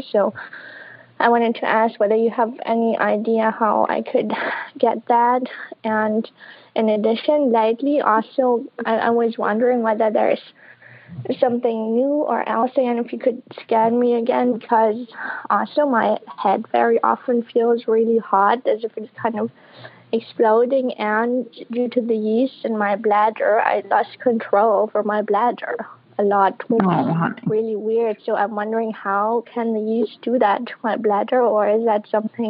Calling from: Berlin, Germany; I'm calling from Berlin, Germany, so from overseas.

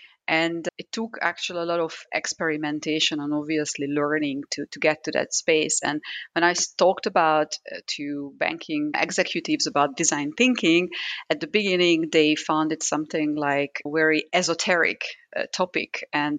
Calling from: Zurich, Switzerland; I'm connecting from Zurich.

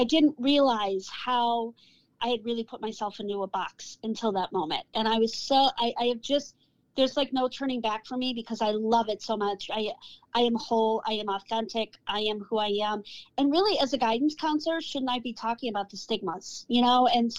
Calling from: Cleveland, Ohio, United States; I am hailing from Cleveland, Ohio.

